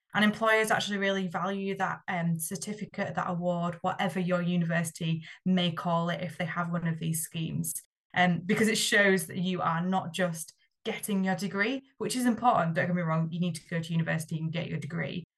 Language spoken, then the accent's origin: English; Yorkshire and the Humber, United Kingdom; I'm from Yorkshire